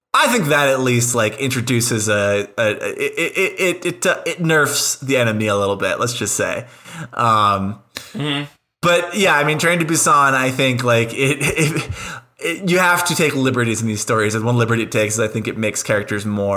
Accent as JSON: {"language": "English", "country": "United States", "said": "as an American"}